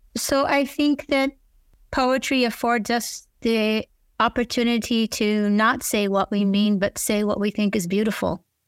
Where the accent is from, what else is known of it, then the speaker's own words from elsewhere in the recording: Israel; now in United States; I grew up in Israel and I'm a Hebrew speaker